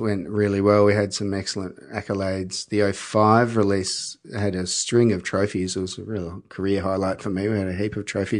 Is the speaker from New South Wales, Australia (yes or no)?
no; Mornington Peninsula, Victoria, Australia; We didn't know each other, but we grew up in Mornington Peninsula.